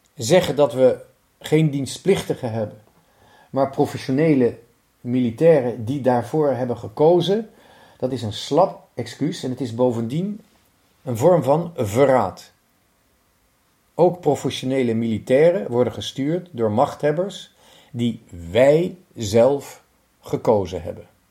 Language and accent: Dutch; Netherlands; moved away; also born or lived in Lithuania; Ik ben Hollander